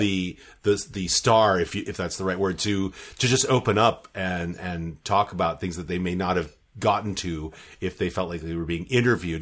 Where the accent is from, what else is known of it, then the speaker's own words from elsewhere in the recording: United States; moved away; I'm still American enough in my ears